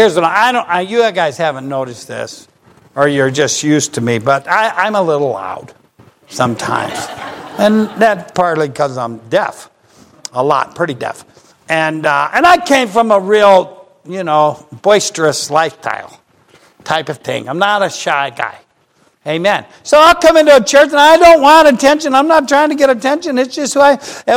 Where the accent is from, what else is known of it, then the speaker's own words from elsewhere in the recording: Ohio, United States; I'm from Ohio